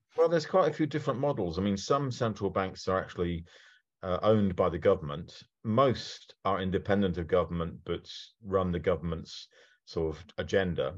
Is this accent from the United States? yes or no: no; United Kingdom; I am very British